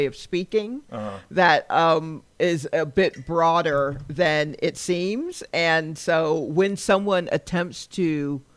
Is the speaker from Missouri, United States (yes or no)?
no; Atlanta, Georgia, United States